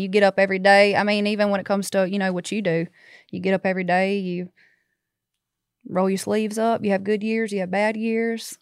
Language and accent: English; Baskin, Louisiana, United States; I'm from Northeast, so, like, about thirty miles south of Monroe